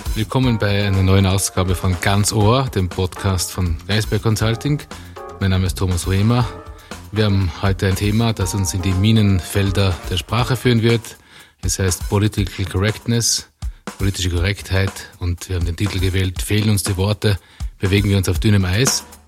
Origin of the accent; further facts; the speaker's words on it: Tyrol, Austria; als ich als Kind aufgewachsen bin im konservativen Tirol